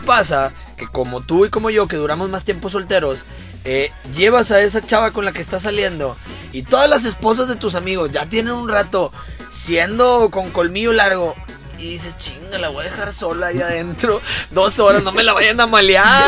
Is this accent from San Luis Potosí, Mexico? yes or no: no; Monterrey, Nuevo León, Mexico; also born or lived in Guadalajara / Quintana Roo; Me considero muy regio hasta cierto punto